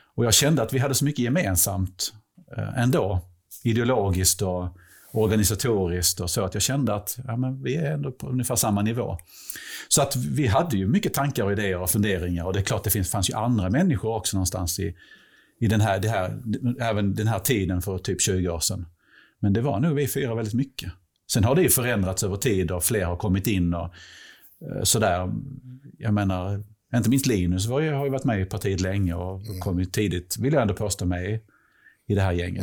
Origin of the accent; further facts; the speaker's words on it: Helsingborg, Skåne, Sweden; jag är typ 50, jag är från Helsingborg